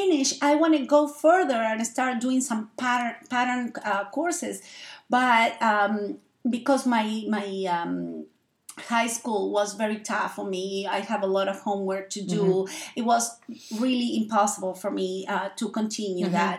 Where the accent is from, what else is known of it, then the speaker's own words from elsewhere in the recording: Argentina; English is a second language; moved away as an adult; my native country is Argentina. I come from Argentina. I live in this my country now for 22 years